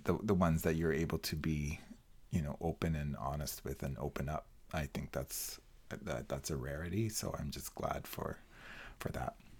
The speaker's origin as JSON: {"language": "English", "country": "Colombia", "tie": "born or raised there", "second_language": "English", "moved": "as an adult", "lives_now": "Canada", "said": "I'm, uh, pleased or blessed for having been born and raised in Colombia"}